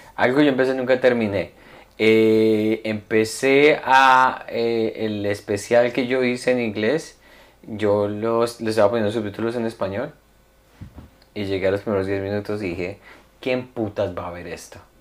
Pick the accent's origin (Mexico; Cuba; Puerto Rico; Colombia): Colombia; moved away; cuando yo estaba pequeño en Colombia